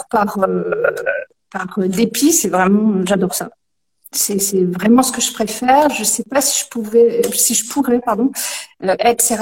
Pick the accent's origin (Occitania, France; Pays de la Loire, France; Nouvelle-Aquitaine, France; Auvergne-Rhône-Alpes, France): Auvergne-Rhône-Alpes, France; Lyon; la base je suis lyonnaise.